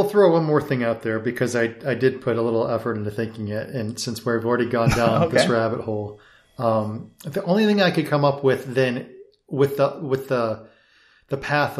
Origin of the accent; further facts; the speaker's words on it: Detroit, Michigan, United States; Well, I grew up in the Motor City.